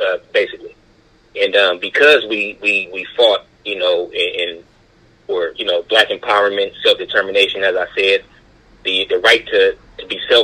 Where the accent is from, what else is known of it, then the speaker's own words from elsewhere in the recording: Oakland, California, United States; I'm from Oakland, California